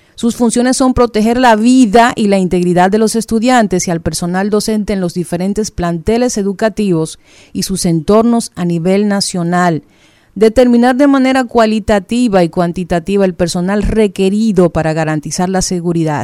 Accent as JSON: {"language": "Spanish", "country": "Dominican Republic", "said": "uno como dominicano, como ciudadano"}